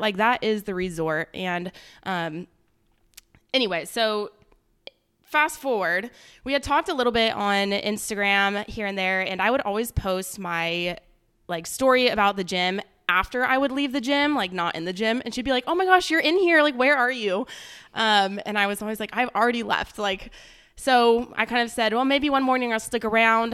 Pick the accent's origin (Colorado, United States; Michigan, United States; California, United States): California, United States; Palm Desert; moved away as an adult; now in Texas, United States; I am from Palm Springs, California. Technically Palm Desert